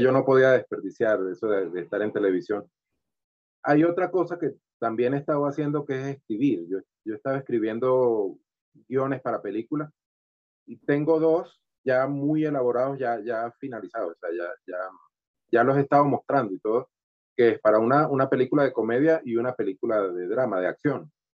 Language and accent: Spanish; Valera, Trujillo, Venezuela; moved away as an adult; also born or lived in Caracas, Venezuela; now in Bogotá, Colombia; venimos de un, de un, estado que es frío, aunque yo vengo de Valera que es caliente